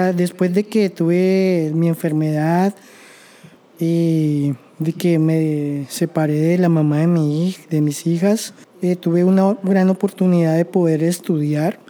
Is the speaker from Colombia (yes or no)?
yes; Colombia; moved away as an adult; now in Canada